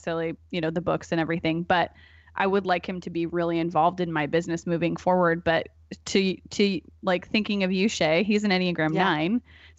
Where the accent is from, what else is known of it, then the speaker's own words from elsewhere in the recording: Portland, United States; born there; I was born in 1986 in Portland, and so I'm gonna be 33 this month.